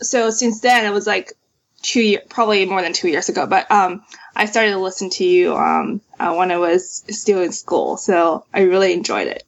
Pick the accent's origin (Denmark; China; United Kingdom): China; moved away as an adult; also born or lived in New York, United States; now in Sunnyvale, United States; I grew up in China. I moved to the States uh, in 2009 for schools.